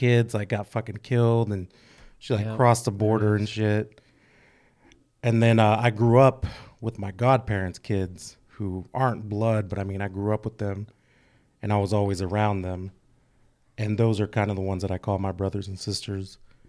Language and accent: English; Fresno, California, United States; I'm really from Fresno, not even from Fresno.